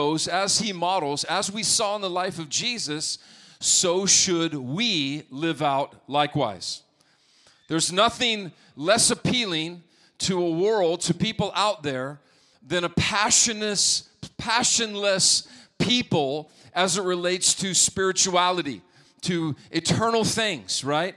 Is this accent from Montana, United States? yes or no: yes; Montana, United States; moved away; growing up in Montana